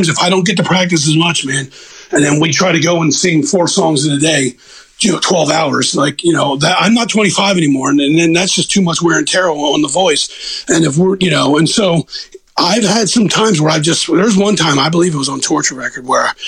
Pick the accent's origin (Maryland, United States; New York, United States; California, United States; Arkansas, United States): Maryland, United States; Baltimore; accent: Northeast; I'm from Baltimore